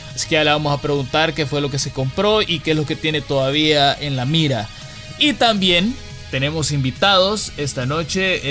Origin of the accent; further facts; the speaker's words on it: El Salvador; cómo somos los salvadoreños, fuertes y llegamos siempre a nuestros objetivos